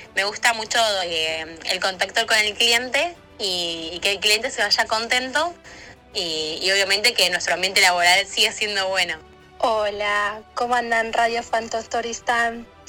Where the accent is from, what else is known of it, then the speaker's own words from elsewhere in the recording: Villa Ballester, Buenos Aires Province, Argentina; soy de Barrio de Villa Ballester